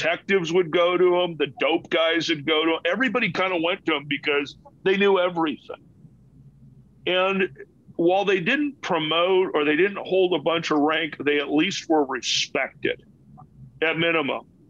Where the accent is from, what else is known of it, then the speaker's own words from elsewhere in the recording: Los Angeles, California, United States; growing up in Los Angeles